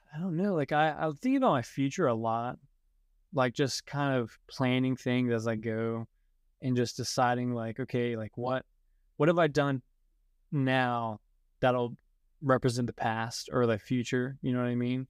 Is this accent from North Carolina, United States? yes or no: yes; Hendersonville, North Carolina, United States; also born or lived in Hawaii; I was born in Hendersonville, North Carolina, which is about fifty minutes outside of Asheville.